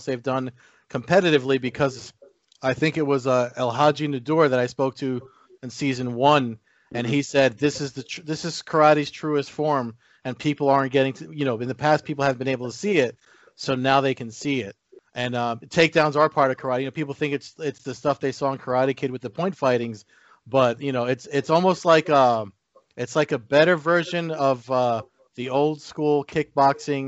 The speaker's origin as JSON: {"language": "English", "region": "New Jersey", "country": "United States", "tie": "born or raised there", "said": "growing up where I grew up here in New Jersey"}